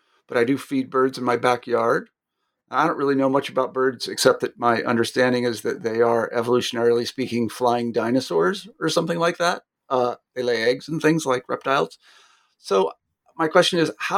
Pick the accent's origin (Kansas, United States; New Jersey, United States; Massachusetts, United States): Kansas, United States; moved away; I'm from Kansas originally, and I'm from agricultural stock